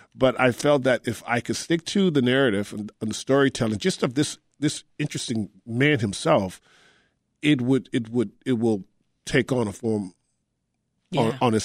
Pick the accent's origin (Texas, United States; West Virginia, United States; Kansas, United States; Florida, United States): Texas, United States; me growing up in Texas, I didn't know that Corsicana was the launch point